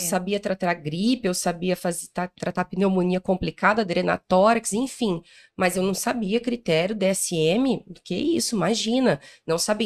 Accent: Paraná, Brazil; eu sou do interior do Paraná, de uma cidade chamada Moarama, fica ali pertinho do Paraguai

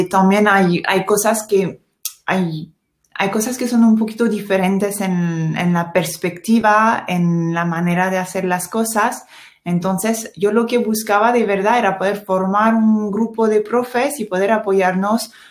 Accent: France; Spanish is a second language; now in Spain; sí soy francesa

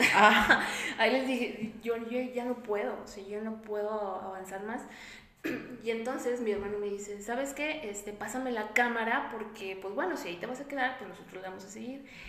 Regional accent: Monterrey, Nuevo León, Mexico; yo soy de Monterrey

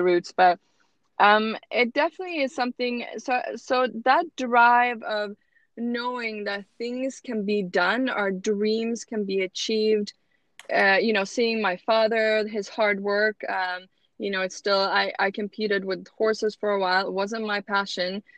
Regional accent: Sweden; English is a second language; moved away as an adult; also born or lived in Utah; now in United States; I was born and raised in Sweden

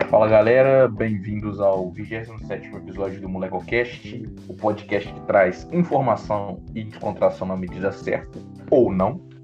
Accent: Guarani, Brazil; sou de Guarani

